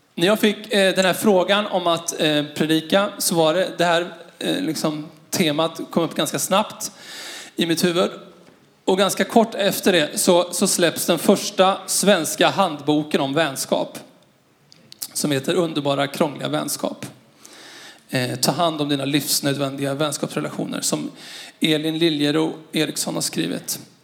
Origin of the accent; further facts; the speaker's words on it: Skara, Västra Götaland, Sweden; moved away; Jag är uppvuxen i Skara